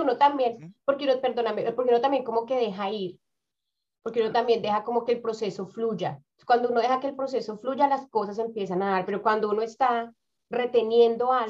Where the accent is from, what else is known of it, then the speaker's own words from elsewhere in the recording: Bogotá, Colombia; moved away as an adult; now in New Zealand; yo vengo de Bogotá, Bogotá es una ciudad demasiado grande